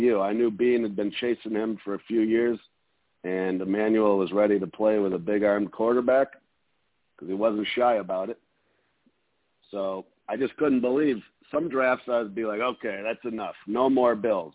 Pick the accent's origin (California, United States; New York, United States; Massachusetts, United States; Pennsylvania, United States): New York, United States; Buffalo; I'm from Buffalo, New York, so we grew up playing hockey.